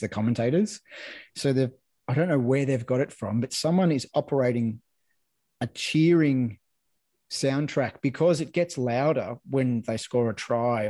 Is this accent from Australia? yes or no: yes; Victoria, Australia; I grew up in Victoria, so it was all Australian rules footy down there